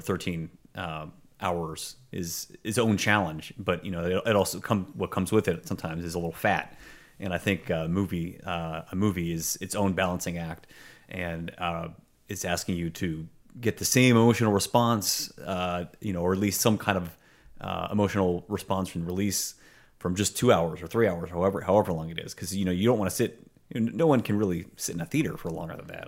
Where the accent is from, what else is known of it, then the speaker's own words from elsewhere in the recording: Pittsburgh, Pennsylvania, United States; It was made in my hometown